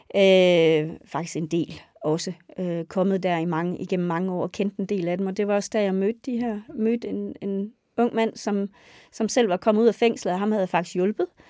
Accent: West Jutland, Central Denmark Region, Denmark; moved away; also born or lived in Roskilde; Jeg er født og opvokset på en gård i Vestjylland

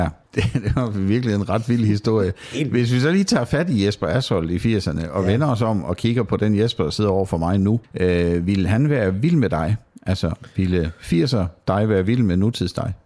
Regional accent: Sønderborg, Southern Denmark, Denmark; Jeg er jo opvokset i Sønderborg, hvor jeg også bor i dag

